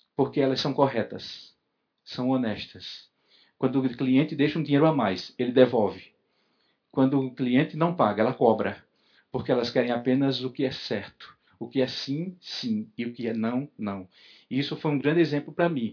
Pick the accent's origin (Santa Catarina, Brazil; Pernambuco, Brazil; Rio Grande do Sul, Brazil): Pernambuco, Brazil; Recife; moved away; O meu sotaque é herança do meu povo, de onde vim